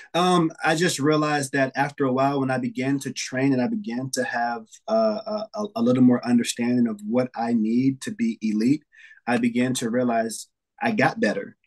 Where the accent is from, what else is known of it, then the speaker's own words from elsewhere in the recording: New York City, New York, United States; now in Xenia, United States; I'm from New York City. I'm um, currently in Ohio now.